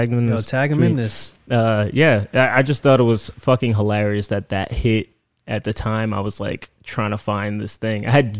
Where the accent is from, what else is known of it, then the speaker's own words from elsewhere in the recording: United States; I grew up in the States, right? And my culture is very much into smells